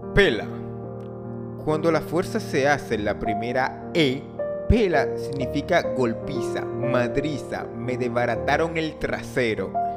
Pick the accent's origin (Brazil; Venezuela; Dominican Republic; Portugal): Dominican Republic; nosotros como país latinoamericano